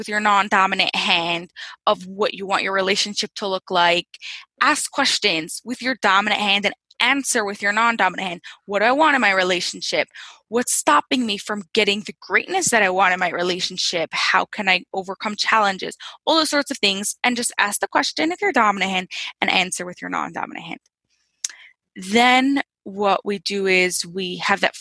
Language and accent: English; Lakewood, New Jersey, United States; I'm from New Jersey. Central Jersey, like right near Jersey Shore in a little town, really becoming a city. It's called Lakewood.